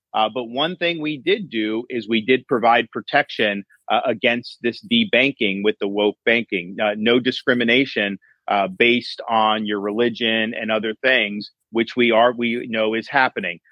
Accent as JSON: {"language": "English", "town": "Tampa", "region": "Florida", "country": "United States", "tie": "born or raised there", "said": "I grew up in the Tampa Bay area, working minimum wage to get through school"}